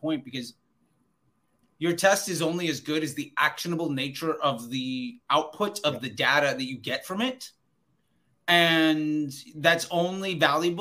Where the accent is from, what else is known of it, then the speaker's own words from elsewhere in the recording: Virginia, United States; I'm from Virginia